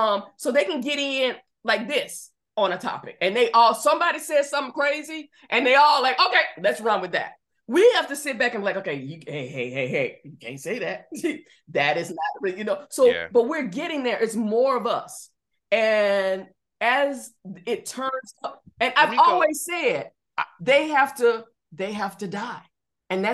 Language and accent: English; Georgia, United States; I'm from Georgia